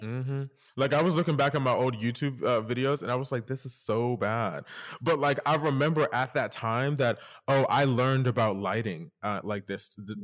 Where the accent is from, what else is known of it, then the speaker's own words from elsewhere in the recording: Delaware, United States; also born or lived in Philadelphia; I'm originally from Philadelphia slash Delaware, depending on who's asking, would depend on where I'm from. Uh, so, but I really grew up in Delaware, to be honest.